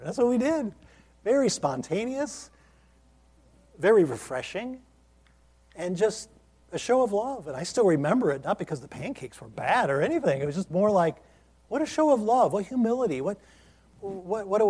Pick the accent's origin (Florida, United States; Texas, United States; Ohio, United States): Ohio, United States; now in Lynchburg, Virginia, United States; this church in my hometown, where I grew up unsaved